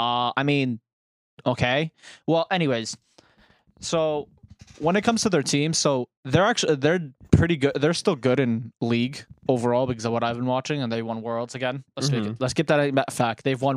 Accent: United Kingdom; I feel like as a Brit

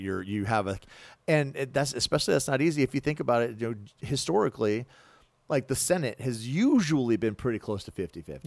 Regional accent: United States; as American citizens

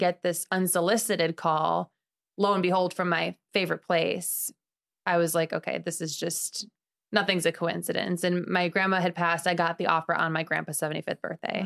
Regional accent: Chicago, Illinois, United States; moved away as an adult; now in Sarasota, United States; I'm from Chicago. I've been here for about six years

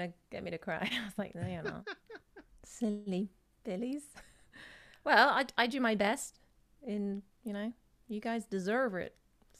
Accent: England, United Kingdom; The English, so people know that I'm from

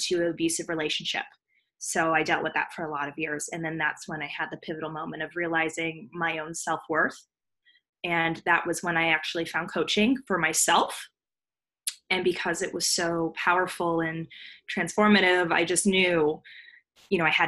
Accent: Los Angeles, California, United States; I was born and raised in Los Angeles, California

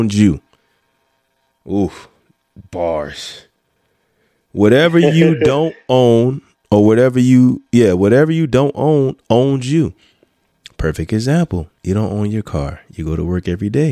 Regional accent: Florence, United States; my hometown don't look like my hometown like it was when I was growing up

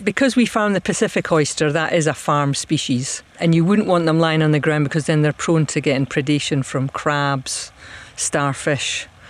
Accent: Dunkeld, Scotland, United Kingdom; moved away; I'm originally from Perthshire, Dunkeld, but there's not any oyster farms out that way, so we had to come to the West Coast. But I love the West Coast.

